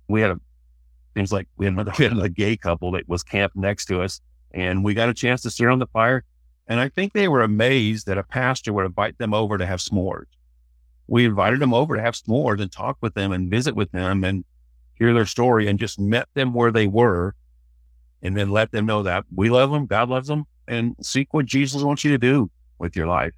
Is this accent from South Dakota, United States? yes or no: no; Sedalia, Missouri, United States; moved away as an adult; also born or lived in Fort Worth; I'm from Missouri. Grew up in a little town, Sedalia